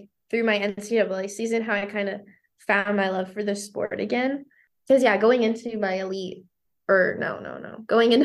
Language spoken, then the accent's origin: English; Canada; first language French; English is a second language; now in United States; My first language was French.